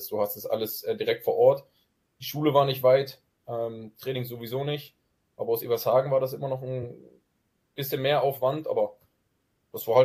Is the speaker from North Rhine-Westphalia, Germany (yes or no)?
no; Grevesmühlen, Mecklenburg-Vorpommern, Germany; born there; und bin dementsprechend eher ein Gribesmühlener Junge, aber habe mit Gribesmühlen so nicht wirklich